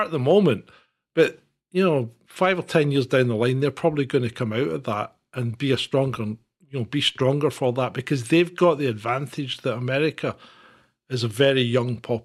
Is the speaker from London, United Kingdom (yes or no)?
no; Scotland, United Kingdom